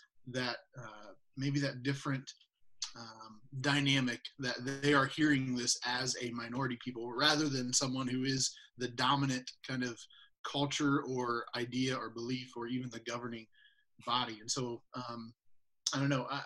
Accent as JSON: {"language": "English", "country": "United States", "said": "we as white American Christians"}